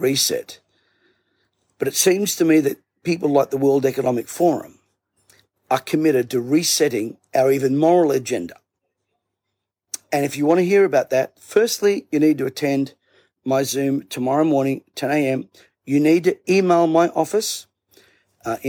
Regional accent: Bankstown, New South Wales, Australia; I grew up in Bankstown

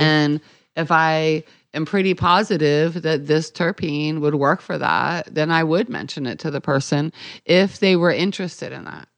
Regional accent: Maryland, United States; I'm from Maryland, so I say wash

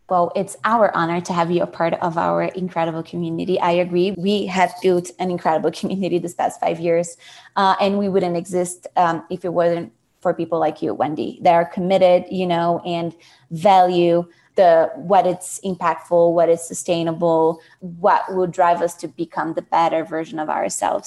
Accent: São Paulo, Brazil; moved away as an adult; now in United States; I am originally from Brazil, Sao Paulo

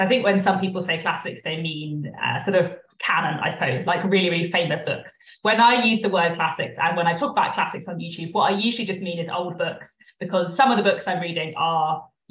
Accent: London, United Kingdom; I'm from London.

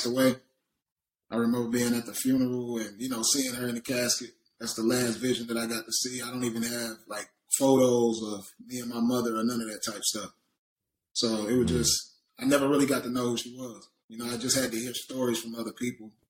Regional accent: Forest City, North Carolina, United States; I'm from Forest City, North Carolina, small town, very small town.

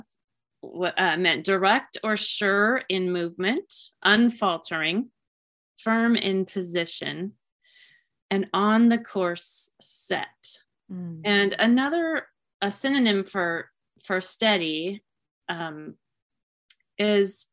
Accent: Tacoma, Washington, United States; also born or lived in Puget Sound, Washington; my hometown in Tacoma, which is about an hour and a half away from where I live now

